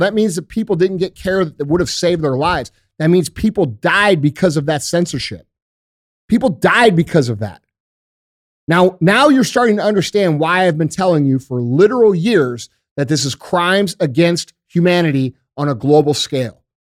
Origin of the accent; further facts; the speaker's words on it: United States; we as American citizens